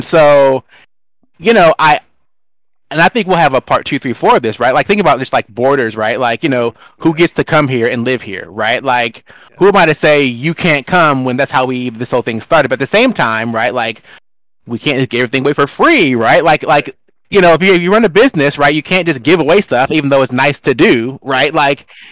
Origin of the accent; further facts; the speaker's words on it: Seattle, Washington, United States; also born or lived in Charlotte, North Carolina; I'm from Seattle